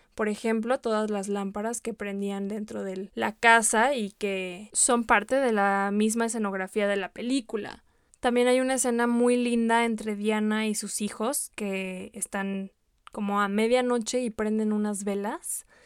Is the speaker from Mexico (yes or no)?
yes; Mexico; como mexicanos